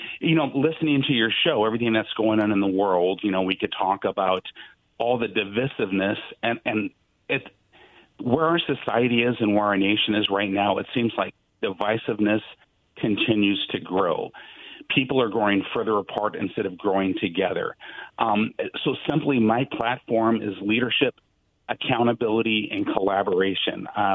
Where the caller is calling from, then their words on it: Richland, Washington, United States; Hi, good afternoon, gentlemen. … from Richland, Washington.